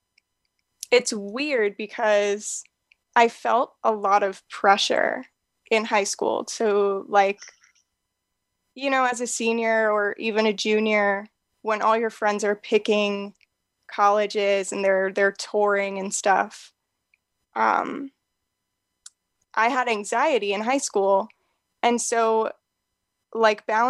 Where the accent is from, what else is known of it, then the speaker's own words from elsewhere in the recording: Pennsylvania, United States; I grew up in Pennsylvania